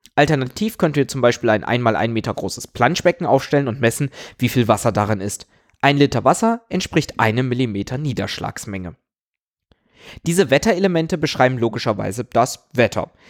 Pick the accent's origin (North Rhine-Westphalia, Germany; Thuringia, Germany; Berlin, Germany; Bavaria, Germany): North Rhine-Westphalia, Germany; Aachen; Ich komme aus Aachen